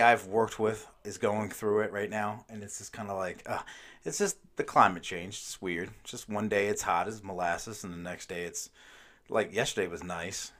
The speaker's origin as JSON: {"language": "English", "region": "Maryland", "country": "United States", "tie": "born or raised there", "said": "I grew up in Maryland"}